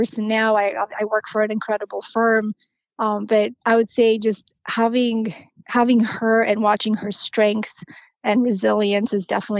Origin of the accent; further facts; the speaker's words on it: Romania; English is a second language; moved away; born and raised in Romania, and I grew up during very interesting times